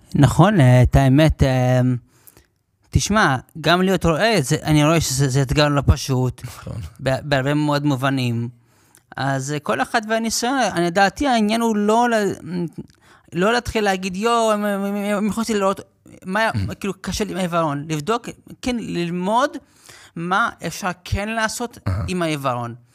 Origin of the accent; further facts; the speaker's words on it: New York, United States; now in Lod, Israel; נולדתי בניו יורק בארצות הברית